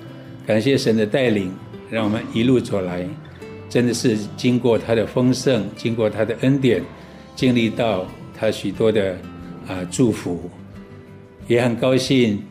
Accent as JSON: {"language": "Chinese", "town": "Wufeng", "region": "Hsinchu County", "country": "Taiwan", "moved": "yes", "lives_now": "Hsinchu, Taiwan", "said": "啊，从民国六十九年，我就从五峰桃山部落搬到新竹市来服务。"}